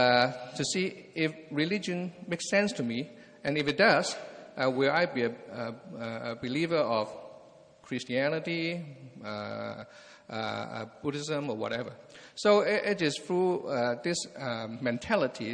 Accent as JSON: {"language": "English", "country": "Hong Kong", "tie": "born or raised there", "also_born_or_lived": "England / Anaheim, California", "moved": "as an adult", "lives_now": "California, United States", "said": "I was born and raised in Hong Kong"}